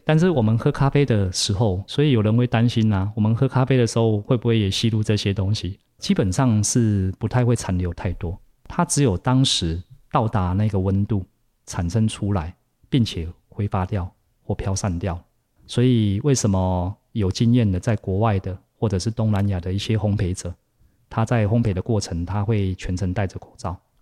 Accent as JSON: {"language": "Chinese", "country": "Taiwan", "said": "我们台湾人比较熟悉喝茶的方式"}